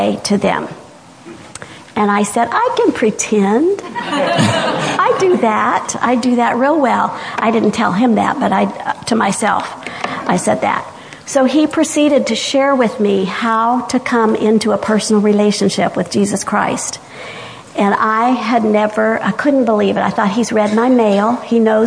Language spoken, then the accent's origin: English; the South, Georgia, United States; I went to church because I'm from the South, and in the South, we go to church